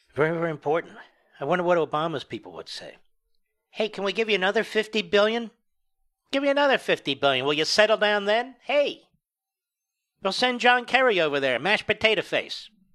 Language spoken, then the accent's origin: English; United States; by chance I was born here